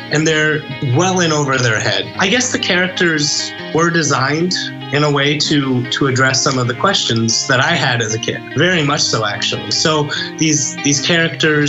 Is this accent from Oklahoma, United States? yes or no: yes; Stillwater, Oklahoma, United States; I grew up in Stillwater, Oklahoma, and that's where I live